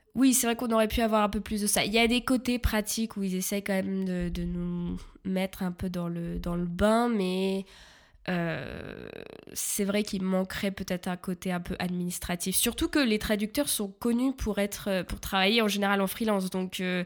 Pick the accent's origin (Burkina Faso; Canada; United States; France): France; Paris region, Île-de-France; moved away as an adult; now in Germany; je viens de la région parisienne